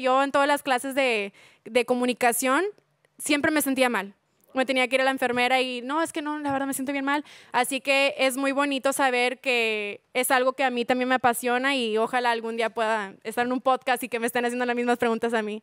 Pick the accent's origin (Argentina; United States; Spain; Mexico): United States; Laredo, Texas; moved away as an adult; now in Houston, United States; Del área De Laredo, Texas, y ya tengo un mes y cacho en ah. Houston, Texas